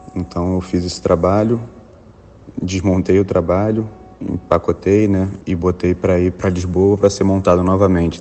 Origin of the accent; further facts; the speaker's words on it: Rio de Janeiro, Brazil; o meu, meu lugar de origem, o lugar onde eu nasci e me criei